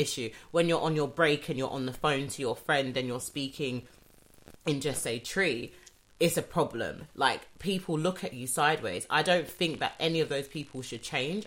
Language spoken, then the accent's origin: English; United Kingdom; I'm British I was born yeah. here